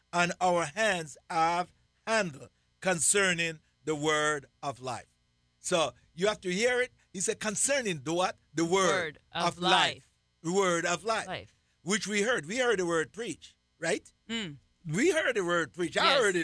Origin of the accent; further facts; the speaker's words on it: Jamaica; I'm Jamaican.